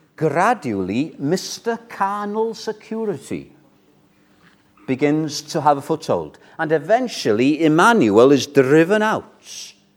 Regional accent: Wales, United Kingdom; I'm British, I'm Welsh. That's my identity

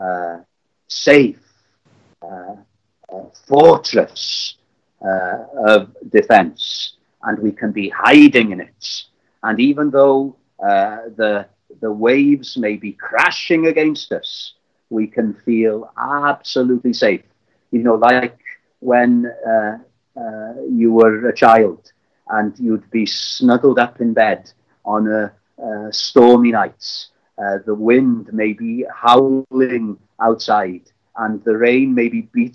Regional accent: Llandudno, Wales, United Kingdom; I was brought up in Llandudno, in North Wales

